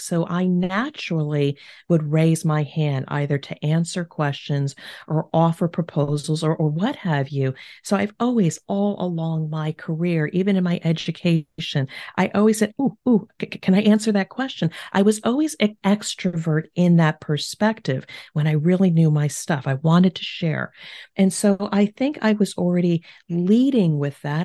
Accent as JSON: {"language": "English", "region": "New Jersey", "country": "United States", "moved": "as an adult", "lives_now": "Cincinnati, United States", "said": "we are originally from the East Coast of the United States, New Jersey, but I now reside in Cincinnati, Ohio"}